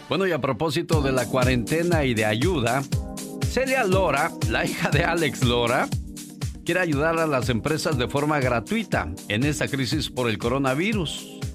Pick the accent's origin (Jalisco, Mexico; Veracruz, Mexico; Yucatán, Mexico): Jalisco, Mexico; Casimiro Castillo; moved away; Un día salí de Casimiro Castillo, Jalisco. Pero Casimiro Castillo, Jalisco nunca salió de mí